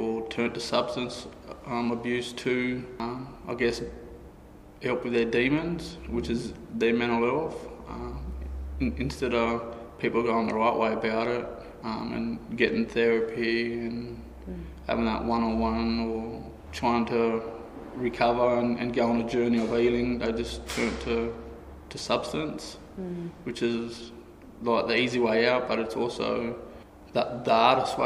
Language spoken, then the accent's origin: English; Kempsey, New South Wales, Australia; Growing up in Kempsey, it was, had its ups and downs